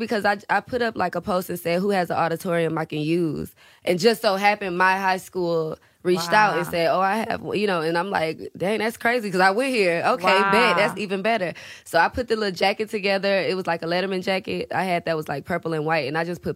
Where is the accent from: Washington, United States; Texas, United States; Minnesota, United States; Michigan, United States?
Texas, United States; Houston; I'm from Houston